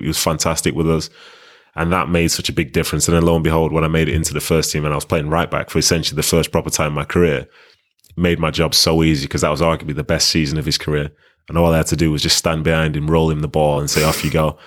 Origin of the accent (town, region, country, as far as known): Manchester, North West England, United Kingdom; born or raised there; also born or lived in Nigeria